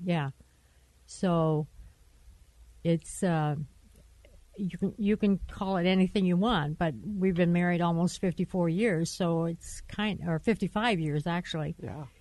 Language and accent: English; Michigan, United States; moved away as an adult; I was from Michigan so we met in Michigan. We moved out here right like a month after we got married